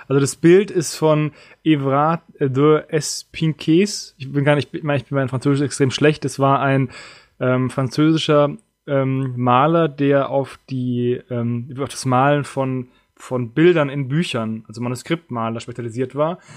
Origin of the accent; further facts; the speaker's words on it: Germany; Ja, ich bin Deutscher